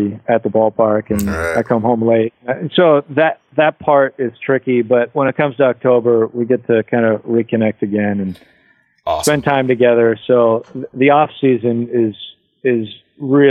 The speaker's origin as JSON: {"language": "English", "town": "Tacoma", "region": "Washington", "country": "United States", "tie": "born or raised there", "said": "I'm from Tacoma."}